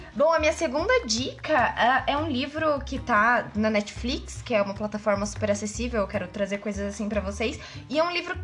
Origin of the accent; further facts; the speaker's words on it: Curitiba, Paraná, Brazil; moved away; É da minha terra, é, né? Não sou daqui, mas é minha terra. Nossa Senhora da Luz dos Pinhais, Curitiba.